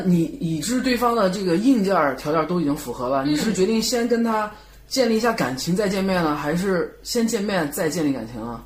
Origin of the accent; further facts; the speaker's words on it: Shandong, China; 也不是说我是北方人或山东人怎么样